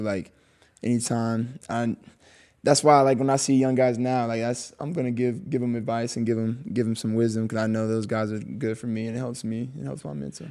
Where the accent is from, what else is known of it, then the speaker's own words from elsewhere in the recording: Texas, United States; I was born in Texas, so, like, I just know how, like, the Texas love is